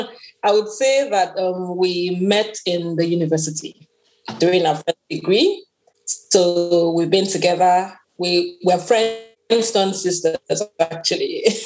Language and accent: English; southern Nigeria, Nigeria; moved away as an adult; now in New Brunswick, Canada; I'm originally from Nigeria. I'm still from Nigeria, proud of my country. And I came into New Brunswick for my MBA